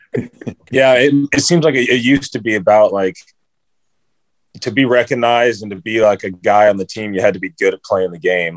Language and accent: English; San Diego, California, United States; I'm from San Diego